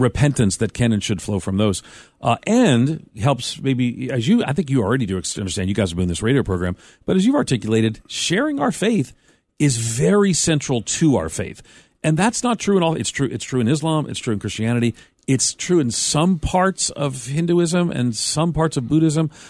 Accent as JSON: {"language": "English", "area": "Long Island", "region": "New York", "country": "United States", "tie": "born or raised there", "said": "I grew up on Long Island as a Roman Catholic"}